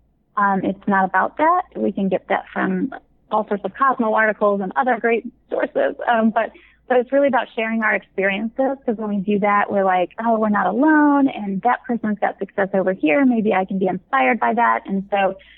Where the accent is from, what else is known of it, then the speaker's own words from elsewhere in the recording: Midwest, United States; now in California, United States; I grew up in the Midwest, but I'm in California